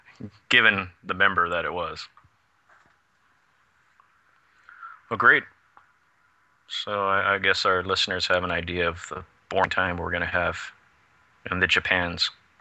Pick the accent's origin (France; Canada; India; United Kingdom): Canada; I'm from Canada, damn it.